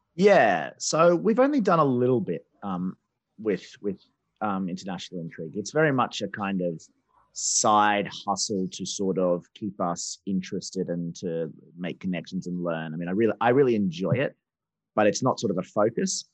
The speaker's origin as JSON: {"language": "English", "country": "Australia", "also_born_or_lived": "China", "moved": "yes", "lives_now": "United Kingdom", "said": "I'm Australian, I live in Britain"}